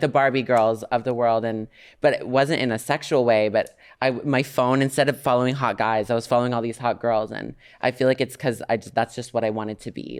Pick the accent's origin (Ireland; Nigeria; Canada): Canada; I'm Canadian.